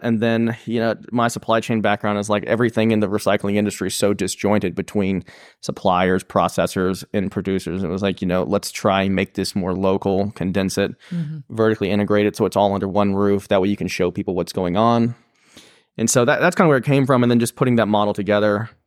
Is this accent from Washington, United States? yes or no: no; Pickens, South Carolina, United States; growing up in Pickens